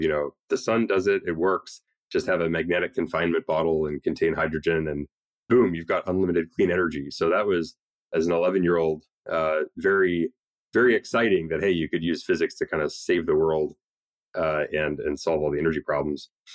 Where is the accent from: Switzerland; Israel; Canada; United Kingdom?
Canada; moved away as an adult; now in United States; especially as an immigrant, I'm Canadian